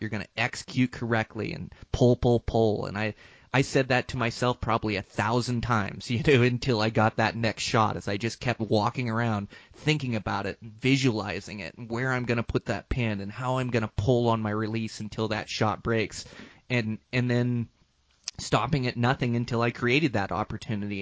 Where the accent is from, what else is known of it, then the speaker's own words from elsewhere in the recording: Montana, United States; my home state of Montana